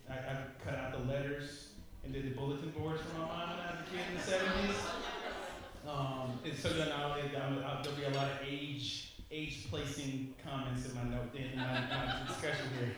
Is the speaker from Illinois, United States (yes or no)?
yes; Chicago, Illinois, United States; I grew up in on the 8 blocks in Chicago on the South Side, 79th